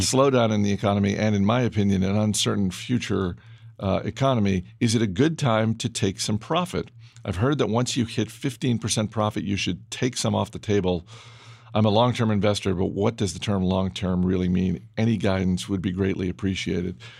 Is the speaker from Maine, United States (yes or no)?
yes; Maine, United States; in Maine when I was gro-, when I was growing up